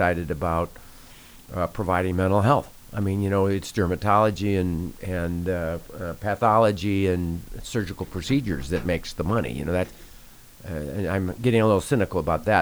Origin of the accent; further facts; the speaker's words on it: South Dakota, United States; a guy growing up in South Dakota